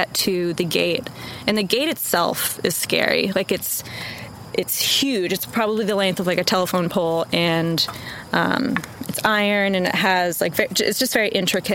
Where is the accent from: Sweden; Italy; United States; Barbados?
United States; Wenham, Massachusetts; moved away as an adult; now in Austin, United States; I'm originally from Massachusetts, specifically a super small town called Wenham